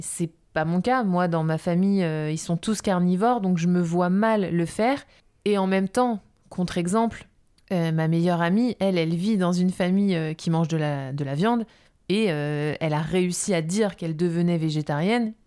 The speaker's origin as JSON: {"language": "French", "country": "France", "said": "on est beaucoup de Français"}